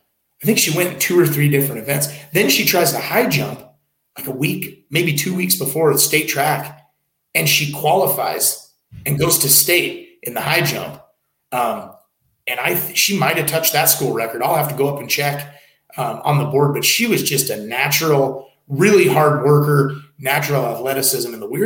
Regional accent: Kalispell, Montana, United States; I know I'm from Kalispell, so I should be Missoula.

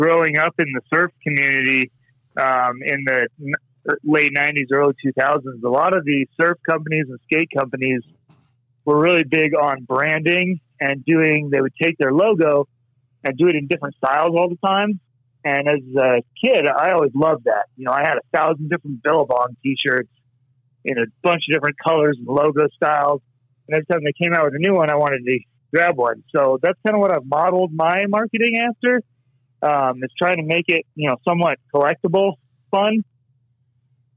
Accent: Southern California, United States; moved away; I grew up in Southern California.

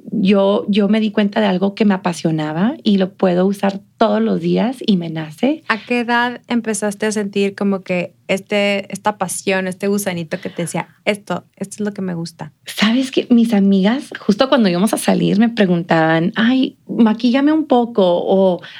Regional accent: Mexico; now in El Paso, United States; de cómo nos presentamos nosotros como mexicanos.

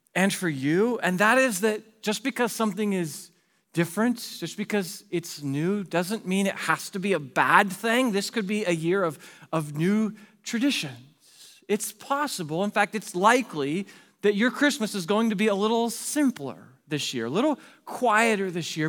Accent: Pacific Northwest, United States; moved away as an adult; also born or lived in Arizona; my wife and I moved from the Pacific Northwest, where we grew up. We moved to Arizona for a job there.

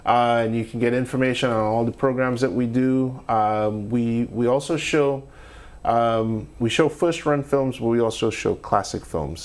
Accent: Trinidad & Tobago; also born or lived in Northeast United States; now in Shreveport, United States; growing up in Trinidad as a film nerd

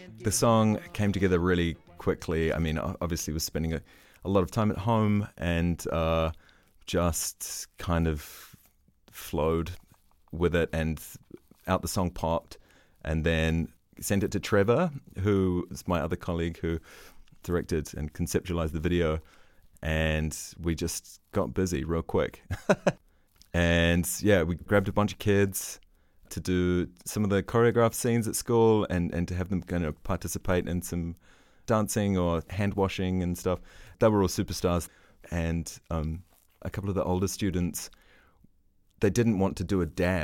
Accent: New Zealand; now in Berlin, Germany; I'm from New Zealand.

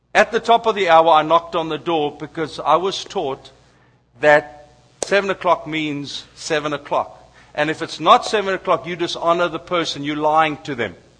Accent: South Africa; as a South African

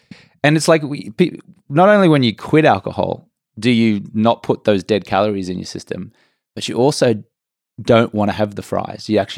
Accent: Brisbane, Queensland, Australia; moved away as an adult; also born or lived in England; now in Los Angeles, United States; Grew up in Brisbane, Australia. Went and lived in England for about 4 years.

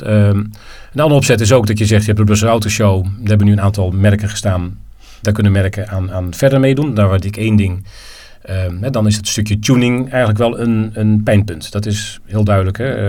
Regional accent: Netherlands; ik ben geen Belg, ik ben Nederlander

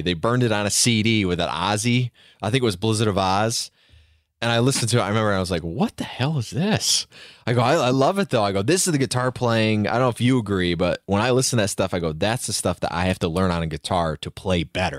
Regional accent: Queensbury, New York, United States; I'm from Queensbury, but Glens Falls is literally right there.

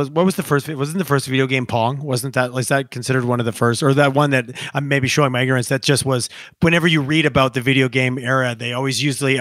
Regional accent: Canada; now in Calgary, Canada; We're getting a little bit of summer in Calgary, so I'm good. I'm such a Canadian.

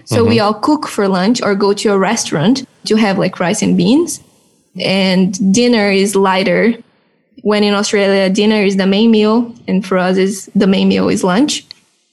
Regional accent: Brazil; moved away; Growing up in Brazil, for us, food is a central part of our culture

